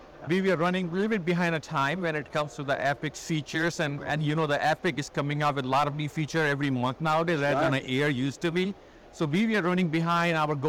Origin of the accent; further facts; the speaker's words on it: Pakistan; now in United States; So I'm actually from Pakistan.